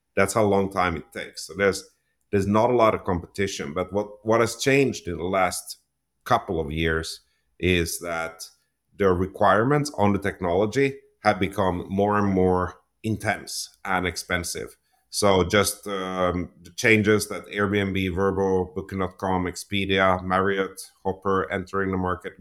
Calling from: Toronto, Ontario, Canada; today I'm, I'm calling in from my home here in Toronto, Ontario, Canada

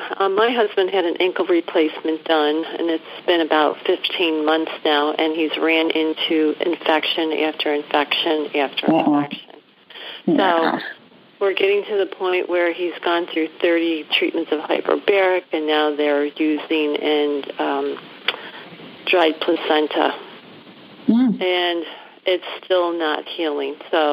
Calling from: Buffalo, New York, United States; Actually, Buffalo, New York.

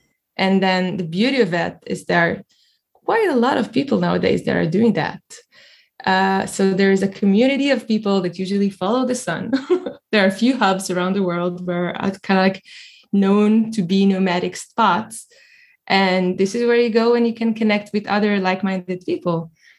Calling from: Tel Aviv, Tel Aviv District, Israel; I'm calling from Tel Aviv today, Israel.

